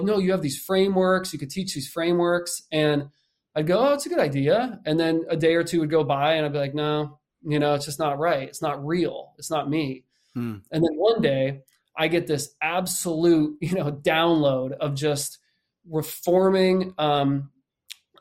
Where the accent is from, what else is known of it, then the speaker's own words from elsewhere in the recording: Nazareth, Pennsylvania, United States; I'm from Nazareth, Pennsylvania, born and raised out there